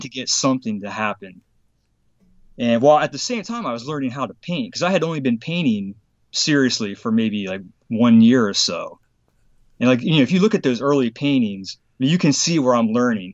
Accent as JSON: {"language": "English", "town": "Harrisburg", "region": "Pennsylvania", "country": "United States", "tie": "born or raised there", "said": "Harrisburg, Pennsylvania"}